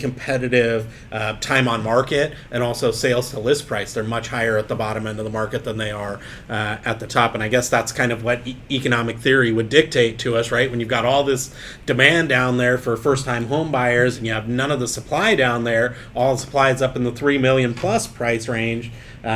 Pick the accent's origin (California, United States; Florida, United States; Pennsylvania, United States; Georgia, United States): California, United States; San Diego County; My hometown of San Diego County